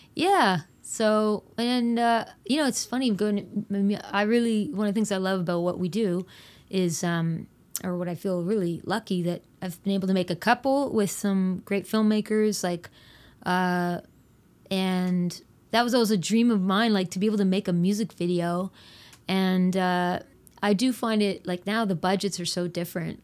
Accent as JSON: {"language": "English", "area": "Fredericton, Rothesay", "region": "New Brunswick", "country": "Canada", "tie": "born or raised there", "said": "we moved from Fredericton to Rothsay"}